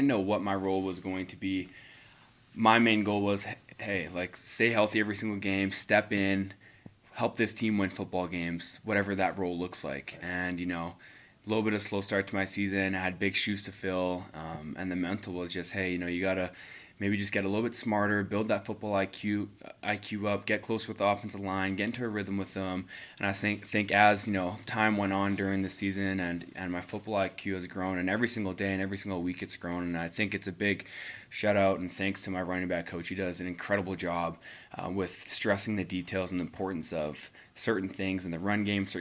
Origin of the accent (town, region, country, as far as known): Winnipeg, Manitoba, Canada; born or raised there